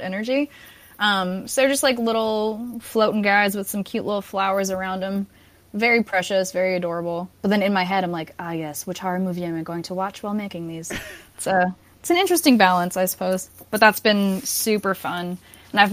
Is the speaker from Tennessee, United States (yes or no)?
no; Massapequa, New York, United States; I'm from Long Island, and I'm from a town called Massapequa, and that was, like, the place for John Gotti